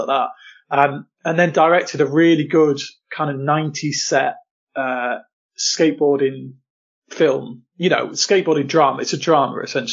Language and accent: English; Lincolnshire, East Midlands, United Kingdom; I grew up in Lincolnshire, pretty rural Lincolnshire, for most of my life.